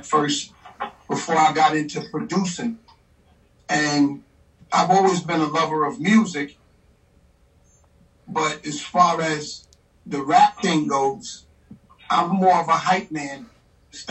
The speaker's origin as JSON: {"language": "English", "town": "New York City", "region": "New York", "country": "United States", "moved": "yes", "lives_now": "Virginia, United States", "said": "I'm from Queens, New York, Far Rockaway, and I moved to Virginia"}